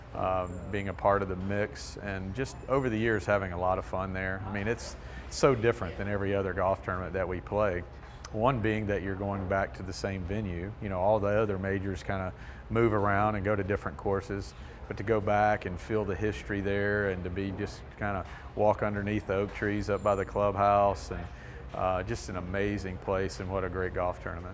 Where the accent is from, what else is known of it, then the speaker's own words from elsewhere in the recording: Bossier City, Louisiana, United States; also born or lived in Monroe, Louisiana; I was born in St. Francis Hospital and lived here until they were out of college, and then we moved to uh, Bossier City